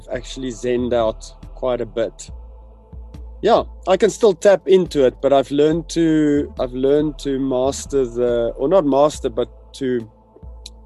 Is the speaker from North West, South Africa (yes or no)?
no; Pretoria, Gauteng, South Africa; I grew up in the Moot